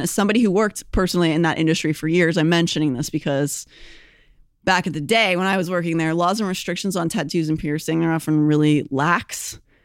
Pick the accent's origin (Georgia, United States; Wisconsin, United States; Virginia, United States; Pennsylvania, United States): Pennsylvania, United States; Pittsburgh; moved away; also born or lived in Philadelphia; I'm from Pittsburgh, but I also lived in Philadelphia for many years, so I also consider that my home